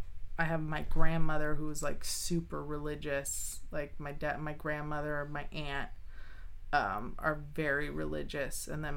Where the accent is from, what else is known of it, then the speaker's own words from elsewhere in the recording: Arkansas, United States; born there; My grandma's from Arkansas. Like, I was born in Arkansas.